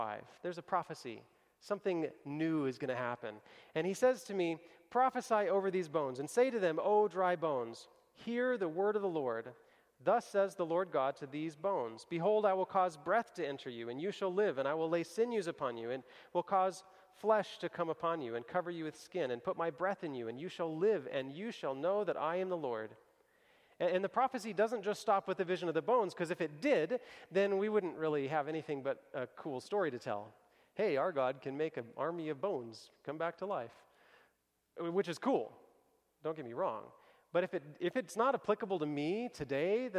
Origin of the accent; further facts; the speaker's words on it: Kentucky, United States; moved away; I grew up in Kentucky